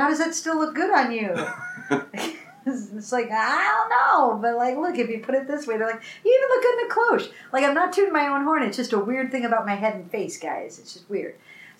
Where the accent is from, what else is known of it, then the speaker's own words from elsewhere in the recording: Minneapolis, Minnesota, United States; I'm from Minneapolis